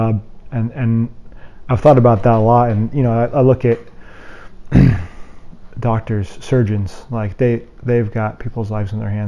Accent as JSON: {"language": "English", "region": "Colorado", "country": "United States", "tie": "born or raised there", "also_born_or_lived": "Indianapolis", "moved": "as an adult", "said": "I grew up in Colorado and I hadn't really ever left the state, you know, through even really the high school before I went to college."}